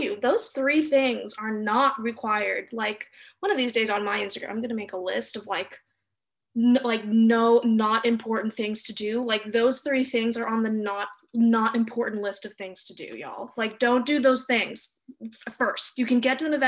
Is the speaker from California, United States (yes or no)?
yes; Los Angeles, California, United States; moved away; I grew up in Los Angeles, California